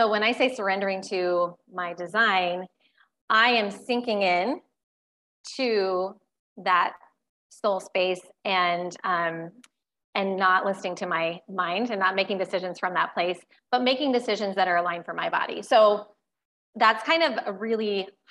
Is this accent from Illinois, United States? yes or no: no; Iowa, United States; I still live in Iowa, unlike you, but born and raised in Iowa